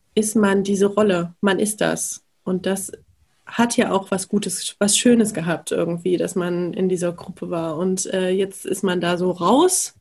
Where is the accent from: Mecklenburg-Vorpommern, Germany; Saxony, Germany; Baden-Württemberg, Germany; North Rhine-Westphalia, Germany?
Saxony, Germany; Leipzig; ich komme aus Leipzig